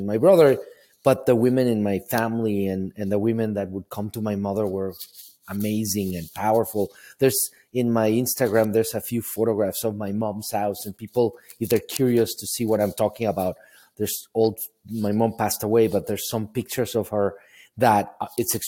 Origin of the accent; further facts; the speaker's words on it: Mexico City, Mexico; moved away as an adult; now in United States; I grew up in Mexico City, not with a lot of money